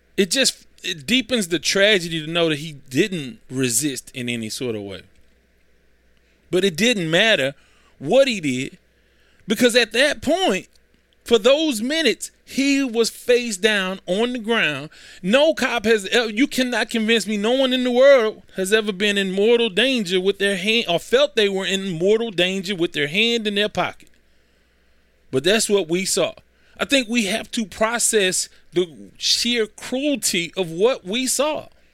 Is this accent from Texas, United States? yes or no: yes; Houston, Texas, United States; I grew up in South Park.